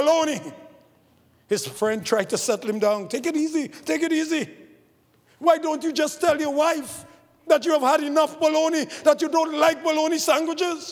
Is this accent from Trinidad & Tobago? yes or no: yes; Trinidad & Tobago; I grew up in the Catholic Church in Trinidad